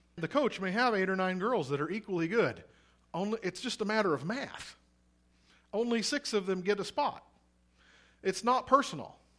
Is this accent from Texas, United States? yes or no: no; Missouri, United States; now in Oregon, United States; I'm from Missouri originally, but my mom is from Nebraska